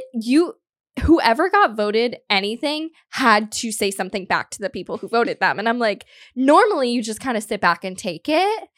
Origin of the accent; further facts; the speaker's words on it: South Florida, United States; moved away; I'm from South Florida